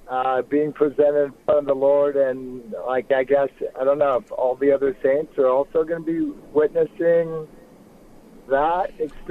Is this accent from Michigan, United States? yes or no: no; Seattle, Washington, United States; now in Salt Lake City, United States; I'm a Washingtonian from Seattle, but I've lived here in Salt Lake since 2000.